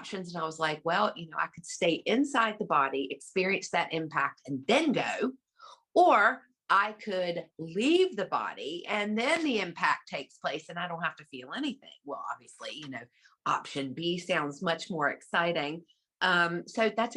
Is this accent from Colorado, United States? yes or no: no; Virginia, United States; I grew up in the Bible Belt in Virginia, and I was a preacher's daughter